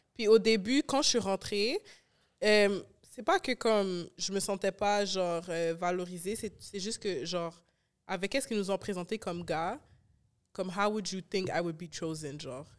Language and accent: French; Rivière, Quebec, Canada; je viens de rivière.